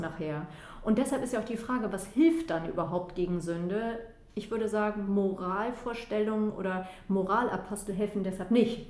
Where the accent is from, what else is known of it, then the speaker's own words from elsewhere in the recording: Flensburg, Schleswig-Holstein, Germany; da, wo ich herkomme, äh, also ich komme von der flensburgischen, äh, also von der deutsch-dänischen Grenze aus Flensburg